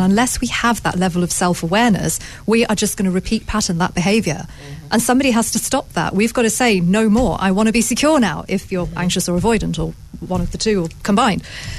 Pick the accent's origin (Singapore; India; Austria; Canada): India; I'm an Indian.